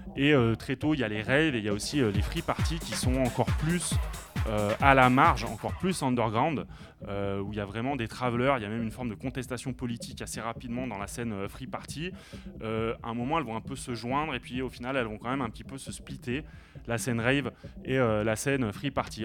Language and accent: French; Lyon, Auvergne-Rhône-Alpes, France; je viens de Lyon